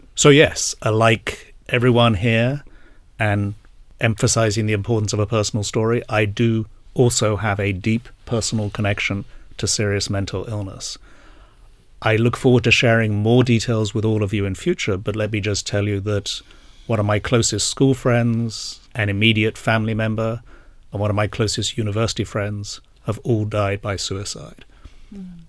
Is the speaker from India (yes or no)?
no; England, United Kingdom; moved away as an adult; also born or lived in Asia; now in New Jersey, United States; I uh, did indeed grow up in England, um, but have not lived here for 20 years